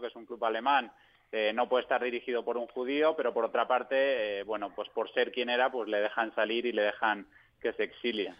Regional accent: Spain; moved away as an adult; also born or lived in Munich; yo porque soy español

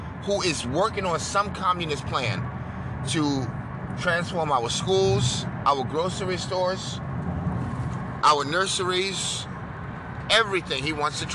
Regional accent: New York, United States; I'm from New York, home of the Italians

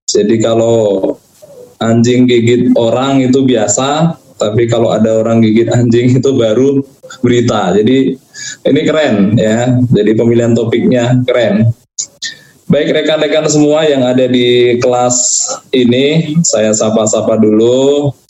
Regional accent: Java, Indonesia; Saya saya orang Jawa gitu.

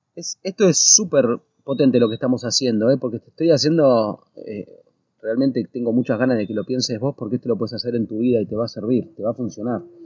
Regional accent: Argentina; moved away as an adult; now in United States; desde que salimos de Argentina

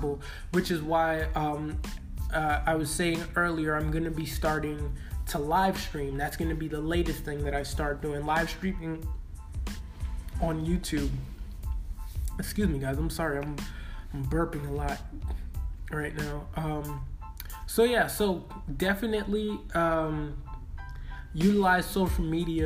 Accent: New York City, New York, United States; I'm from Brooklyn.

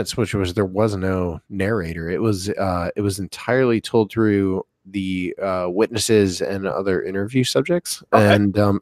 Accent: Bolivar, Ohio, United States; I grew up in Bolivar, Ohio

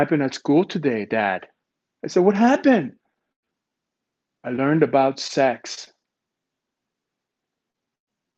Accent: Ontario, Canada; now in Vancouver, Canada; I'm from Ontario

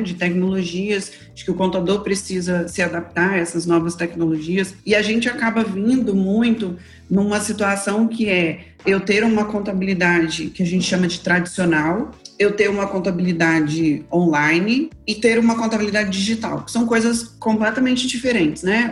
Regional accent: Espírito Santo, Brazil; eu sou aqui do Espírito Santo

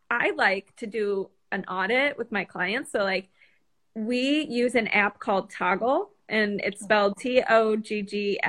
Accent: Chicago, Illinois, United States; now in South Carolina, United States; I'm in South Carolina, and I'm from Chicago, so I escaped the cold

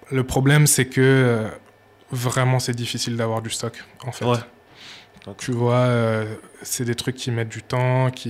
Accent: Burkina Faso; Exactement, ouais. ma mère est burkinabé, ben, je suis burkinabé.

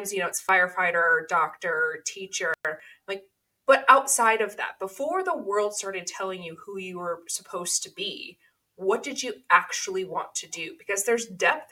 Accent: Oceanside, California, United States; I grew up in Oceanside, California

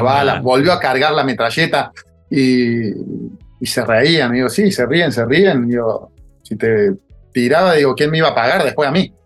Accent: Río Cuarto, Córdoba, Argentina; moved away as an adult; also born or lived in Buenos Aires; vengo de estudiante de Río Cuarto

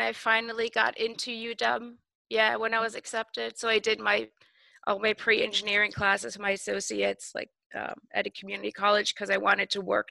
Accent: Germany; moved away as an adult; also born or lived in Chicago; now in Seattle, United States; I was born in Chicago, but I was mostly raised in Germany. So I am actually German.

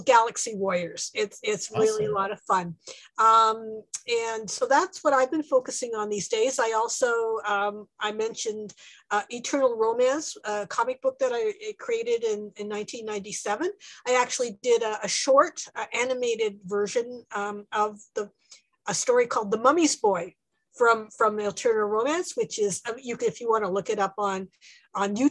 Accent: Canada; I'm a Canadian storyteller

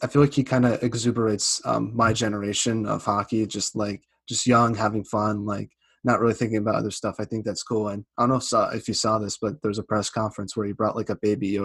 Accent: Boston, Massachusetts, United States; I'm from Boston

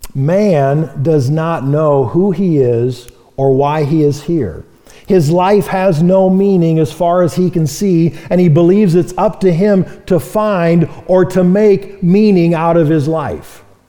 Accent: Marion, Iowa, United States; moved away as an adult; now in Great Falls, United States; moved to Marion, Iowa, uh, my hometown

